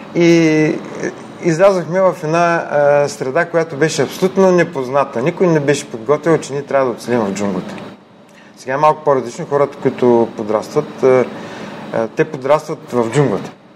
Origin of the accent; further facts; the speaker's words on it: Ruse, Ruse Province, Bulgaria; Роден съм в Русе, израснал съм в семейство на учени